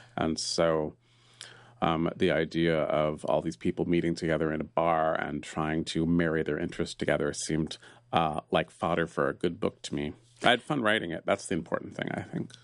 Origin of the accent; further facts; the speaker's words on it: San Francisco, California, United States; I was raised near Sterngove, and it was a, a park of my childhood